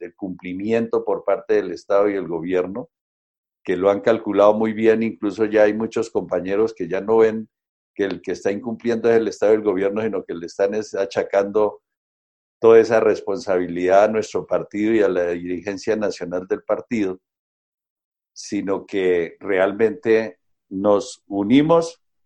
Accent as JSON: {"language": "Spanish", "country": "Colombia", "said": "las mayorías de este país podamos ponernos a pensar como colombianos"}